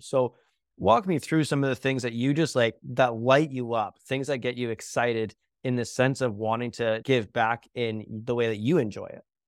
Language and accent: English; Canada; I'm Canadian